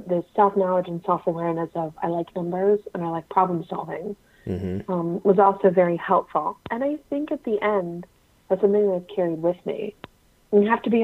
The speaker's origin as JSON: {"language": "English", "region": "Midwest", "country": "United States", "tie": "born or raised there", "said": "I was born and raised broadly in the Midwest."}